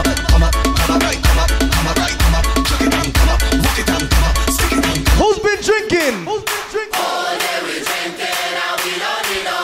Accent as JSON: {"language": "English", "region": "New York", "country": "United States", "said": "I come from Brooklyn"}